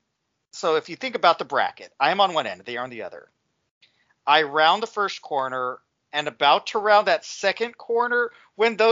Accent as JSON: {"language": "English", "region": "Texas", "country": "United States", "said": "I'm from Texas"}